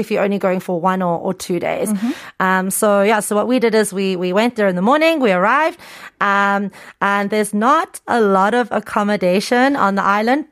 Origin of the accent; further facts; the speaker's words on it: Cape Town, Western Cape, South Africa; moved away as an adult; also born or lived in Incheon, South Korea; now in South Korea; I'm from Cape Town